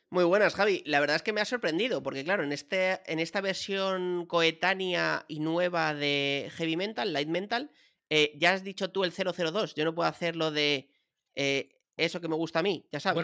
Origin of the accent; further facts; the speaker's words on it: Madrid, Community of Madrid, Spain; yo soy un tío de Chamberí, de la calle Luchana